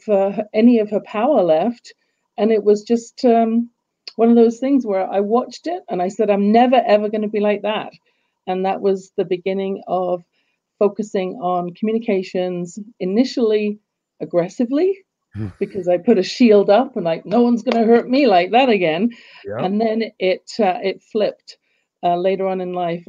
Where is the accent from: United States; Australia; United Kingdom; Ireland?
United Kingdom; England; now in Canada; when I was growing up in England, as you can tell from my accent, I wasn't born in Canada